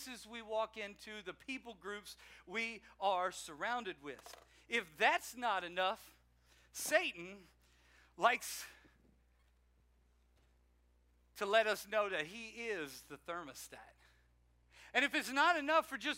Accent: South Louisiana, United States; now in Maryland, United States; I'm from South Louisiana. I'm from Cajunville

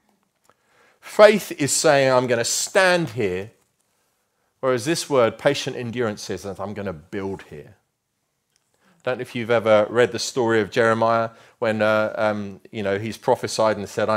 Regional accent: Luton, East of England, United Kingdom; moved away; I grew up in Luton, which we affectionately know, called the armpit of England. Okay, I can say that because I come from there.

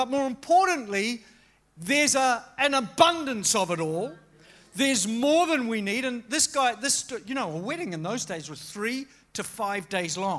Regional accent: Australia; to be an Australian

